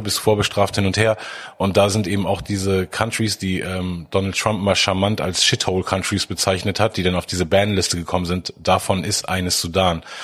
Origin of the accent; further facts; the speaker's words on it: Hamburg, Germany; woher kommst du? Und da habe ich gesagt, Hamburg